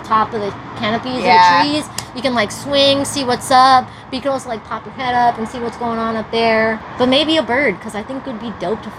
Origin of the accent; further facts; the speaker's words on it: New York, United States; moved away as an adult; now in California, United States; when I was living in New York